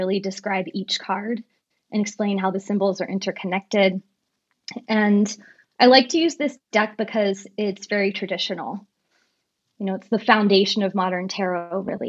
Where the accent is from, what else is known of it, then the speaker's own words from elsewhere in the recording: San Francisco, California, United States; now in Los Angeles, United States; I was raised in San Francisco